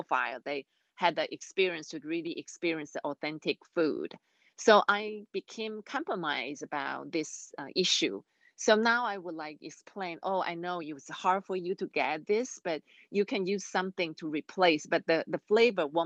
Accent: Taiwan; English is a second language; I'm from Taiwan

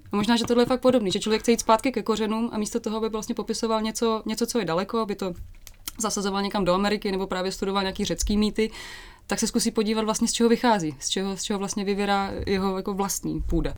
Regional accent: Hodonín, South Moravian Region, Czechia; moved away; also born or lived in Olomouc

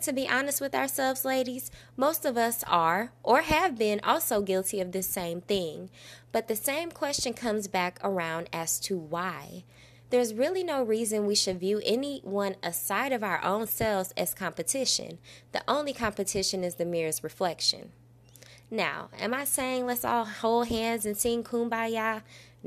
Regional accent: Belleville, Illinois, United States; born or raised there

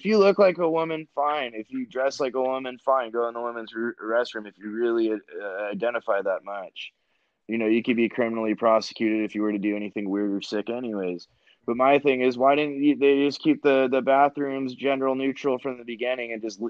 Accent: Orange County, California, United States; moved away as an adult; now in Oregon, United States; I grew up in Orange County

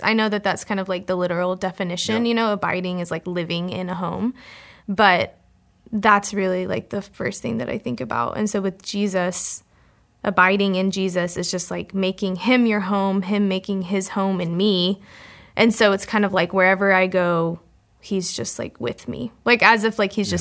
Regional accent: Fort Worth, Texas, United States; moved away as an adult; also born or lived in College Station, Texas; I grew up in Fort Worth, Texas, with my twin sister and my parents

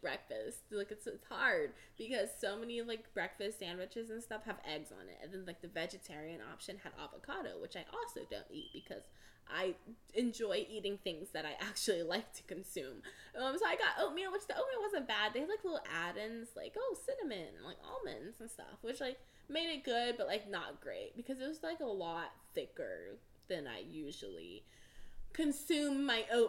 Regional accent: Houston, Texas, United States; I'm from Houston, Texas

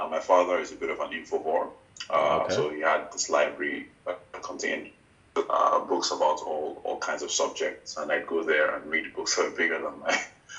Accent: Benin City, Edo, Nigeria; also born or lived in Abuja, Nigeria / Mauritius; now in Lagos, Nigeria; So I was born in Benin City, in Edo State, the south.

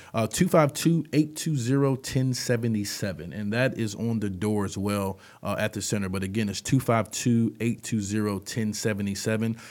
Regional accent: New Bern, North Carolina, United States; I'm from New Bern, I've been here all my life

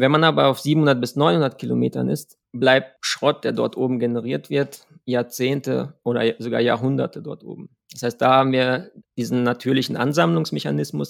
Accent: Germany; als Deutsche in der ESA

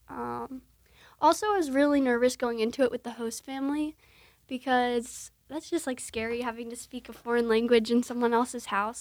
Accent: New Jersey, United States; I'm from New Jersey

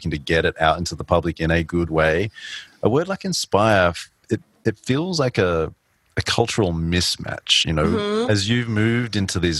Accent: Australia; moved away; also born or lived in New York; growing up in Australia, moving to New York taught me about different ways of working

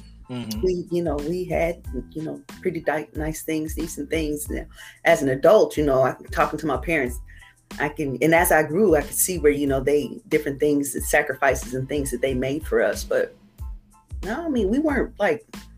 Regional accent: Indianapolis, Indiana, United States; I grew up here, actually. I was born and raised here in Indianapolis, Indiana.

